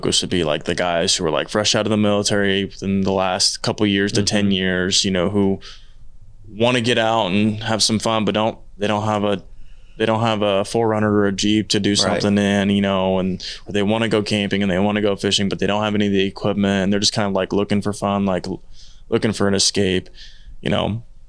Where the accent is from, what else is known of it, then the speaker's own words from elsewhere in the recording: Midwest, United States; Growing up in the Midwest, right?